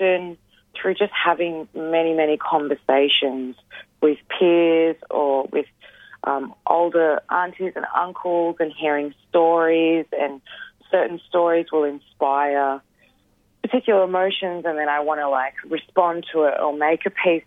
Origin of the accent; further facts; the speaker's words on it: Geelong, Victoria, Australia; I grew up in Wathaurong country, more commonly known as Geelong